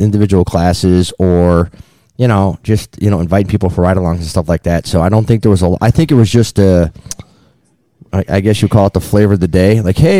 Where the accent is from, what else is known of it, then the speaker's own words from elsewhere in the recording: Illinois, United States; We're from Illinois.